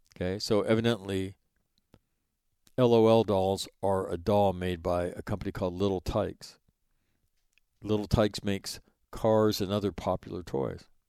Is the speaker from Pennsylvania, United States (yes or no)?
no; Sacramento, California, United States; forty-three fifty-one Stonehenge Way is where I grew up in Sacramento, California